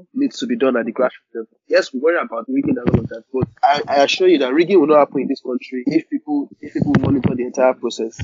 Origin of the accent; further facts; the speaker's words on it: Nigeria; as Nigerians